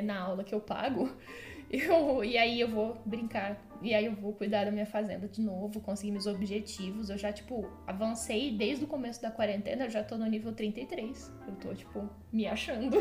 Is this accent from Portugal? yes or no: no; Franca, São Paulo, Brazil; sou de Franca